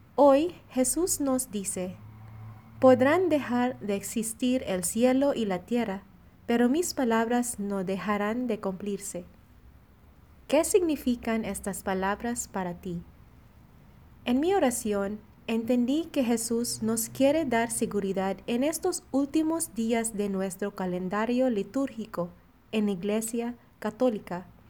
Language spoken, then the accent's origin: Spanish; Philippines; now in Monterrey, Mexico; misionera filipina destinada en la comunidad de Monterrey